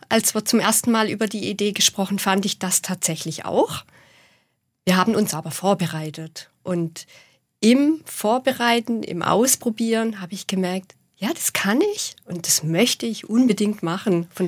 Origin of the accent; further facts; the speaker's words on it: Baden-Württemberg, Germany; accent: Swabian; vor allem zu hören, dass alle meinen Dialekt sprechen.